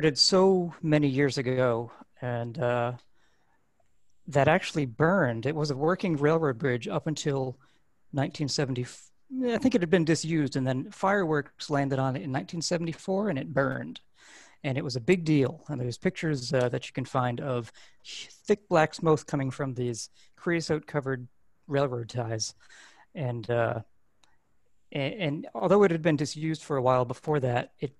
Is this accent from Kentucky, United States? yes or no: no; Pleasant Valley, New York, United States; also born or lived in Poughkeepsie; I was born in Poughkeepsie and grew up in Pleasant Valley